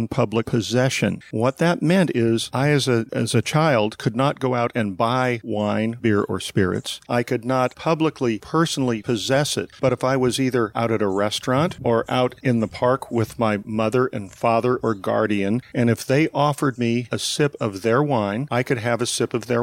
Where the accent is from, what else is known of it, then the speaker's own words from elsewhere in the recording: St. Helena, California, United States; from the time I was 6 months old, of growing up literally 100 yards from the Charles Krug Winery.